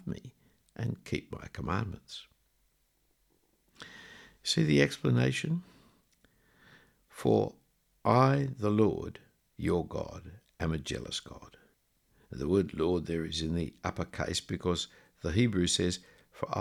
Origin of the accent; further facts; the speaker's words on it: Australia; the reason I'm an Australian is because of decisions made several generations ago by my great-great-grandparents to leave where they came from to come here